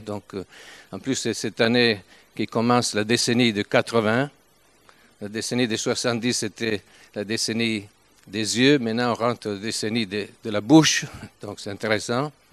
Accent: Turin, Piedmont, Italy; accent: Italian; French is a second language; nous sommes italiens, même si je parle français depuis quelque temps, mais je ne peux pas quitter mon accent italien.

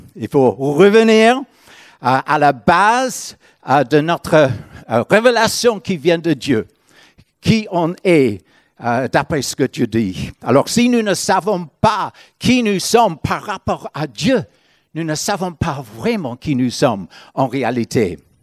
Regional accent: Northern Ireland, United Kingdom; French is a second language; moved away as an adult; now in France; je viens de l'Irlande du Nord.

